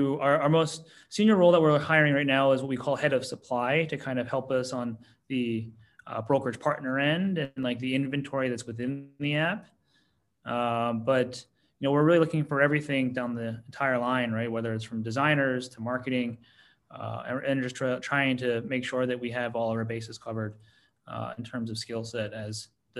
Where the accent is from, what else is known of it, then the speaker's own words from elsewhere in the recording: New York, United States; I'm from the New York.